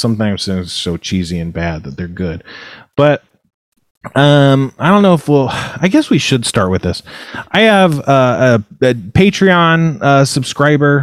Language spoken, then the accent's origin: English; United States; I'm American